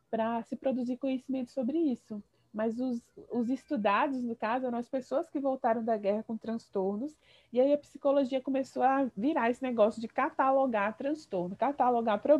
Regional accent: Brasília, Federal District, Brazil; moved away as an adult; also born or lived in Recife; Eu sou de Brasília.

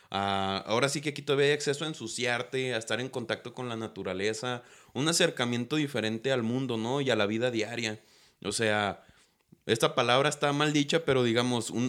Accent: Guadalajara, Jalisco, Mexico; now in Tepatitlán, Mexico; pues yo soy de Guadalajara, o sea, mi familia es de Guanatos. Yo viví poquitos años allá

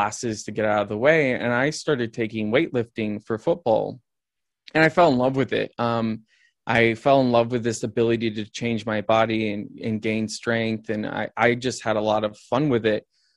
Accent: the Midwest of the United States, United States; I grew up in the Midwest of the United States.

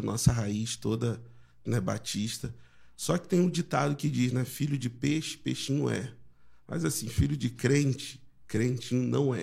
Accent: Rio de Janeiro, Brazil; moved away as an adult; now in São Luís, Brazil; eu nasci em Jacarepaguá, na capital, no Rio de Janeiro

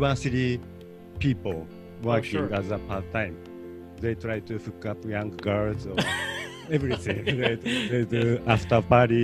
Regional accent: Tokyo, Japan; now in Los Angeles, United States; I grew up, I was raised and born and raised in Tokyo, Japan

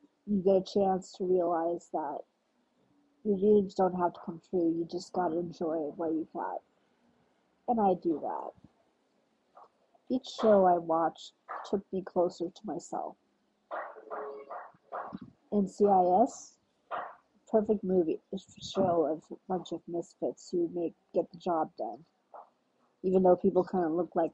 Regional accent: United States; I'm African American. Yes, I'm Ethiopian American, but I like to prefer saying African American sometimes.

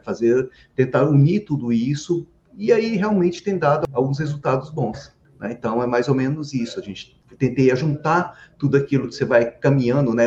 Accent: Anápolis, Goiás, Brazil; now in Brasília, Brazil; eu sou goiano. Eu nasci em Anápolis, interior de Goiás apesar da família toda ser do interior de São Paulo, mas vieram para Goiás e eu sou, eu sou de Anápolis

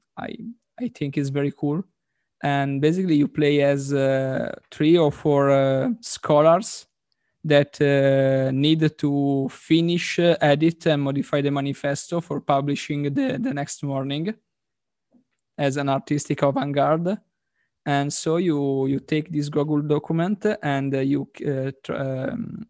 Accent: Italy

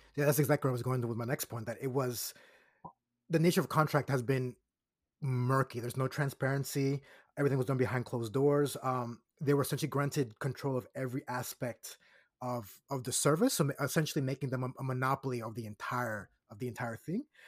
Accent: Puerto Rico; my hometown

